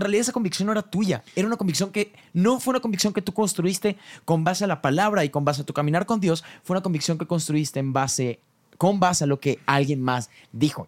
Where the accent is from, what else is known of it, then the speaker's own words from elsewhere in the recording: Mexico; yo, soy muy mexicano.